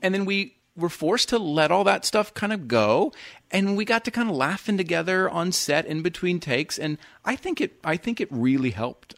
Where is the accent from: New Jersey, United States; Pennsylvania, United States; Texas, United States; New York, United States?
Texas, United States; Houston; moved away as an adult; also born or lived in Dallas; now in Los Angeles, United States; Houston, born and raised in Houston, lived Dallas